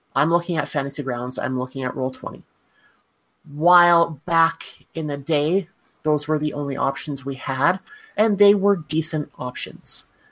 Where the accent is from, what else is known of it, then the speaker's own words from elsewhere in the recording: Canada; as a Canadian